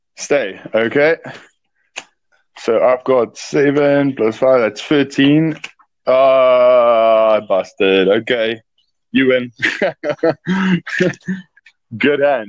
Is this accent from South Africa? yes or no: yes; South Africa; I'm from South Africa.